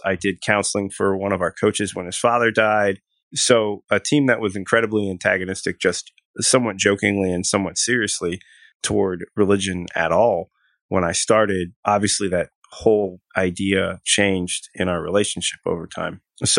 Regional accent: Philadelphia, Pennsylvania, United States; born there; So I was born in Philadelphia, and my family has been, for the most part, Presbyterian, I think, all of my life, and even before that. So I grew up in a very structured mainline denomination.

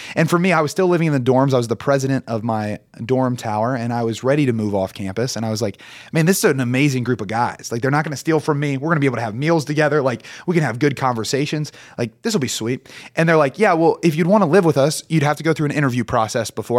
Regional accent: Portsmouth, Ohio, United States; born and raised in Portsmouth

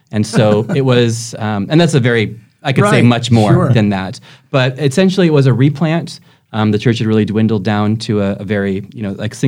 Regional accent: Fallbrook, California, United States; moved away as an adult; also born or lived in Germany; now in Cork, Ireland; I was born and raised in Fallbrook, which is actually, I was thinking, kind of halfway between Temecula and Vista

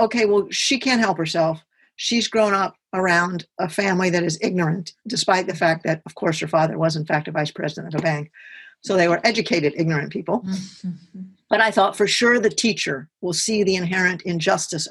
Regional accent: Brentwood, Tennessee, United States; I grew up in Nashville, Tennessee, or really in Brentwood, which is 8 miles south of Nashville

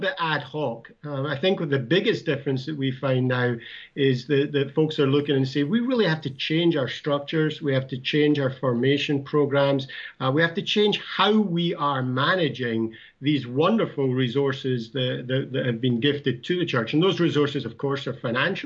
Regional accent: Scotland, United Kingdom; now in United States; I'm from New Jersey. I actually originally I'm from Scotland

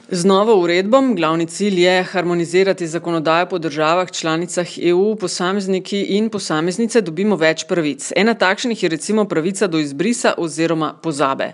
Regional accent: Slovenia

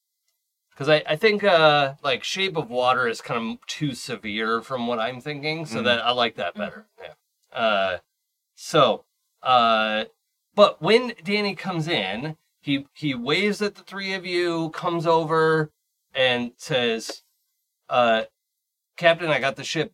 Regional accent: Seattle, Washington, United States; I grew up in Seattle with a monorail

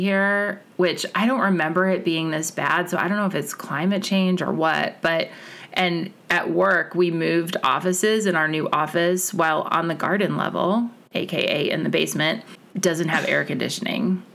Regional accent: Kansas, United States; I was born in Kansas

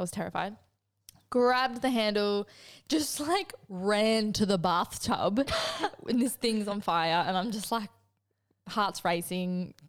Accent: New South Wales, Australia; Growing up in the Northern Rivers.

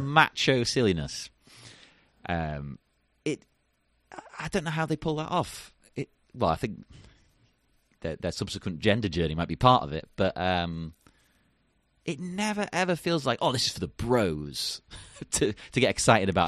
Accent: England, United Kingdom; being English

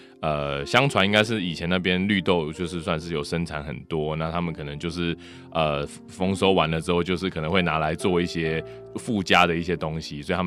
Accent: Changhua County, Taiwan; 因为早期我也都是在彰化工厂的彰化啦，对。那我小时候都是在工厂长大的

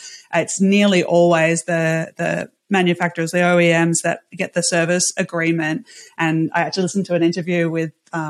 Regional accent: Australia; And I think in Australia, I'm Australian, I'm in a slightly different situation when we don't have nuclear.

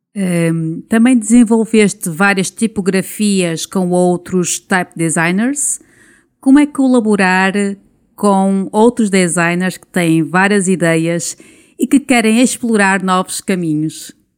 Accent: Esposende, Norte, Portugal; eu sou de Esposende.

